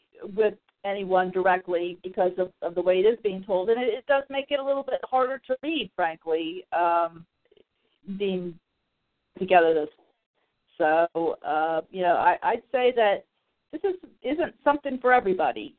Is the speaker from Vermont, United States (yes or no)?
no; Clearwater, Florida, United States; moved away as an adult; My hometown. I moved away from there this last year